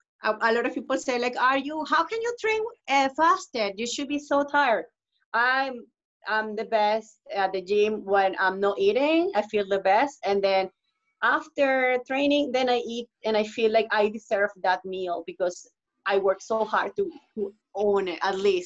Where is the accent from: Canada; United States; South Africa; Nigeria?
Canada; because actually I'm Canadian too. I'm here in Canada, I'm Canadian.